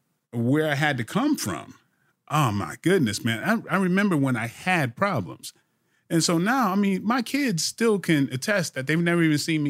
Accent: Brooklyn, New York, United States; also born or lived in Bridgeport, Connecticut; I grew up in Brooklyn, Bridgeport, Connecticut. So I've been on my own since I was 14.

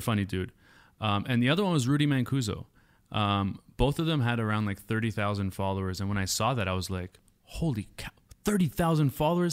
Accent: Woodbridge, Ontario, Canada; moved away; it's called Woodbridge, Ontario

